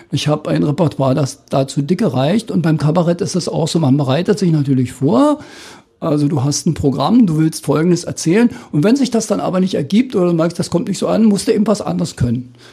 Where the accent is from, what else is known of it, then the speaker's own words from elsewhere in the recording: East Germany, Germany; weil das ja zu meiner Jugend in der DDR immer mit einem Studium verbunden war